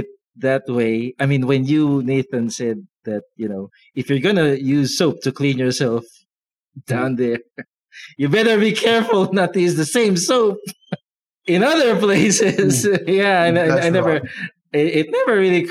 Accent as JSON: {"language": "English", "country": "Philippines", "tie": "born or raised there", "said": "as a Filipino, I wasn't born with toilet paper. I never grew up with it."}